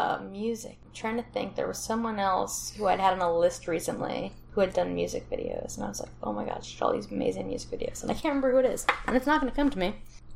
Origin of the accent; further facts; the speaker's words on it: New Jersey, United States; I'm originally from Jersey.